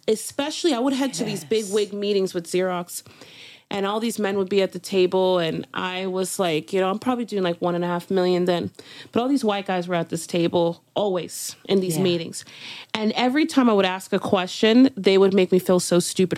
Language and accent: English; Miami, Florida, United States; I'm from Miami